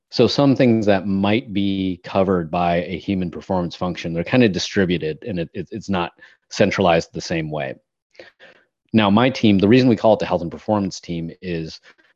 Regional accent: United States; as an American

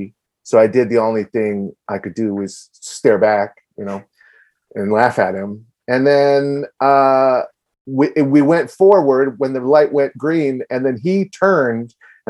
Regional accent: Virginia, United States; now in New York, United States; I grew up in Virginia and I quit college when I was 20 and I moved to New York.

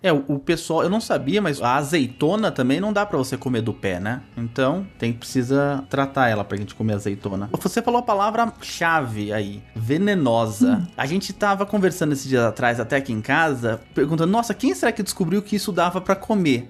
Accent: São Paulo, Brazil; eu sou de São Paulo, né? Crescido em São Paulo, nascido e crescido em São Paulo

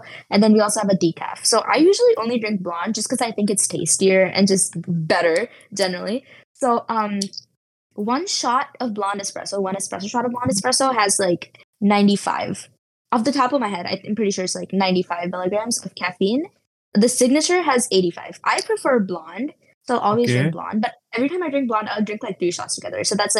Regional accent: India; now in United States; I moved from India to the US and that was really hard at first, but now I'm like settled and stuff like that.

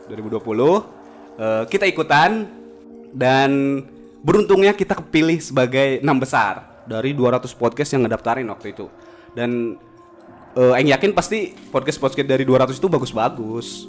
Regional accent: Purwakarta, West Java, Indonesia; Uh, kita kan dari Purwakarta. Otomatis harus jalan ke Jakarta deh.

